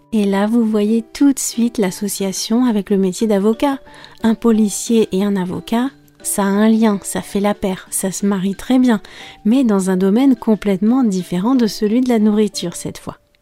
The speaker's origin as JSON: {"language": "French", "country": "France", "said": "je suis française"}